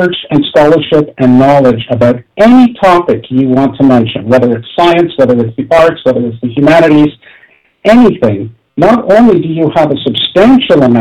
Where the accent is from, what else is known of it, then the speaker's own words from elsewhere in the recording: Toronto, Ontario, Canada; I grew up in Toronto